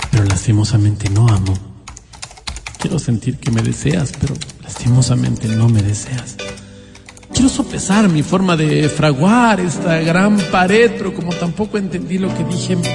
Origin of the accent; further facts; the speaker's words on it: Quito, Pichincha, Ecuador; De aquí, de Quito.